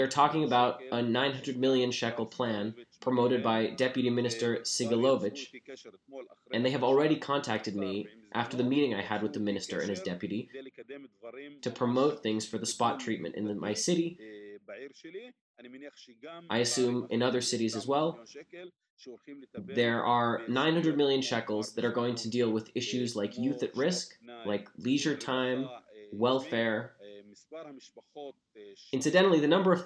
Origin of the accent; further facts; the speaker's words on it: Umm al-Fahm, Haifa District, Israel; my hometown